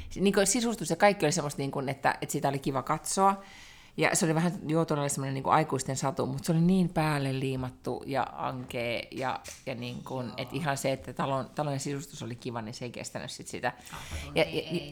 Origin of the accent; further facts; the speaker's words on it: Helsinki, Uusimaa, Finland; now in Sweden; en, en ole enää kotikaupungissani